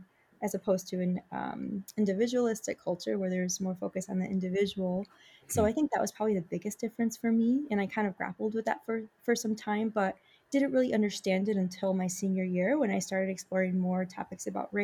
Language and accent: English; Michigan, United States; moved away as an adult; now in Chicago, United States; I'm originally from Michigan. My parents are both from Mexico, so I'm Mexican-American.